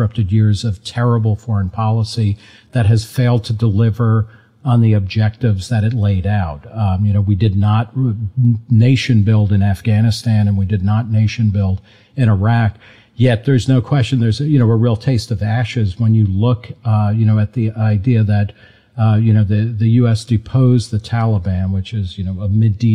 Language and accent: English; New Jersey, United States; I grew up in New Jersey